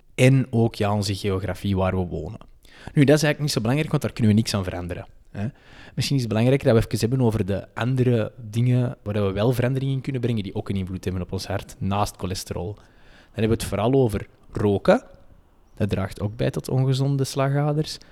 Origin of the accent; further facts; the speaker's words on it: Antwerp, Flanders, Belgium; accent: Antwerps; wij gezegend zijn met een prachtig Antwerps accent.